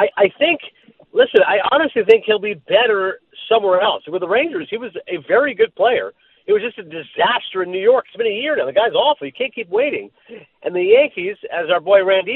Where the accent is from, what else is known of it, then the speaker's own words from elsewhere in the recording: Canada; I'm Canadian